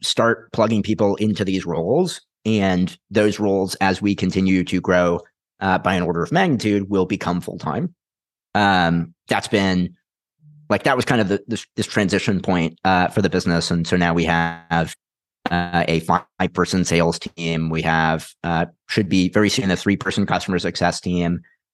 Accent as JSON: {"language": "English", "town": "Houston", "region": "Texas", "country": "United States", "tie": "born or raised there", "also_born_or_lived": "Utah", "moved": "as an adult", "said": "I was born and raised in Houston."}